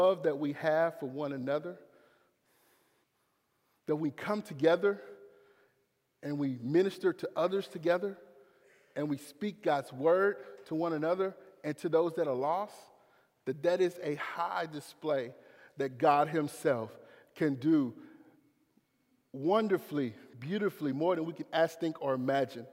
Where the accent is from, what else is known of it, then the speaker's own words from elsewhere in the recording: Clinton, United States; I'm from Clinton. I'm public school education.